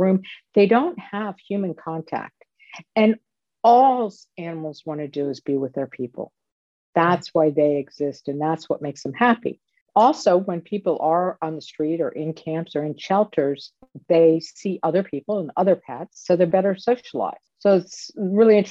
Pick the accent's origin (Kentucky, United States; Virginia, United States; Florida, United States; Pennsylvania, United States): Pennsylvania, United States; Philadelphia; moved away; I am from Philadelphia. So I went back at some point to see my family